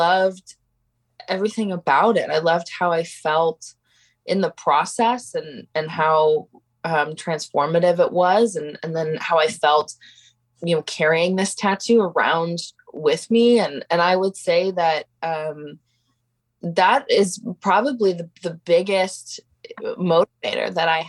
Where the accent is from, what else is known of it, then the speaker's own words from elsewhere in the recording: Portland, Oregon, United States; I grew up in Portland, very involved in a number of art communities